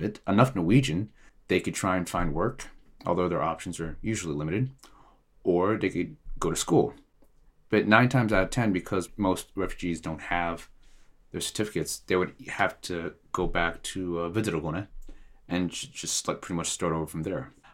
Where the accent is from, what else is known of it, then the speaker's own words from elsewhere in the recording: Eritrea; now in Norway; I am originally from Eritrea